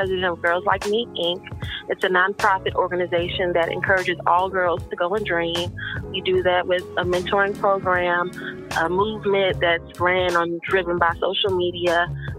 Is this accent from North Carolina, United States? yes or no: yes; Winston-Salem, North Carolina, United States; now in Philadelphia, United States; I grew up in Winston-Salem, North Carolina